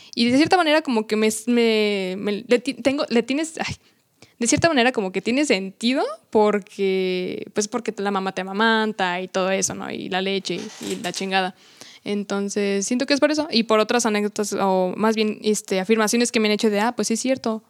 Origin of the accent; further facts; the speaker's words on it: Mexico; nuestro orgullo como mexicano